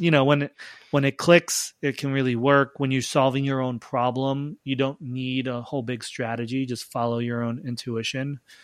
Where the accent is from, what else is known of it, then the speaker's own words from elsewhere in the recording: Long Island, New York, United States; I grew up on Long Island